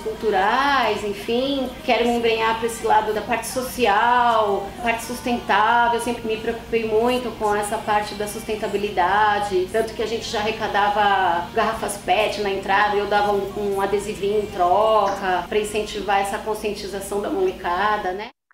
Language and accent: Portuguese; São Paulo, Brazil; born or raised there; also born or lived in São Bernardo do Campo